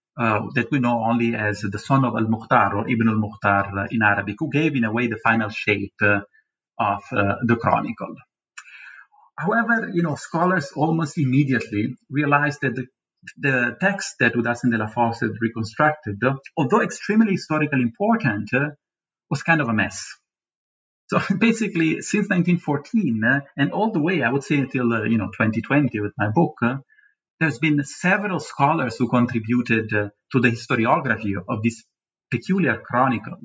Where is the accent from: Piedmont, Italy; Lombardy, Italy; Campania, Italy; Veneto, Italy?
Campania, Italy; Naples; moved away; in this city, in Naples, my hometown